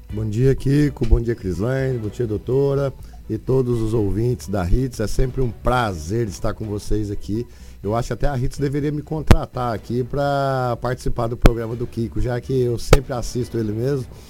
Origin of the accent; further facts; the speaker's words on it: Porto Alegre, Rio Grande do Sul, Brazil; also born or lived in Maringá; now in Sinop, Brazil; sou natural de Porto Alegre